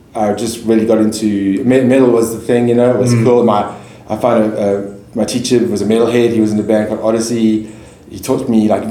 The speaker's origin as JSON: {"language": "English", "town": "Johannesburg", "region": "Gauteng", "country": "South Africa", "tie": "born or raised there", "said": "I grew up in Joburg. I'm Joburg born and bred"}